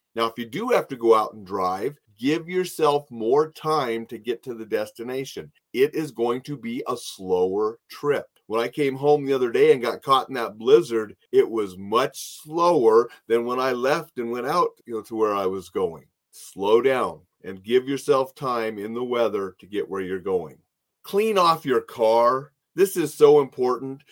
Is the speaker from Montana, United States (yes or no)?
yes; Montana, United States; moved away; I was from Montana.